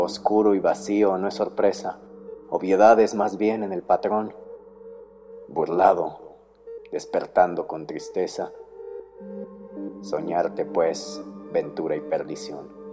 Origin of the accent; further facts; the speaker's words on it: Mexico City, Mexico; tengo 22 años y soy de la Ciudad de México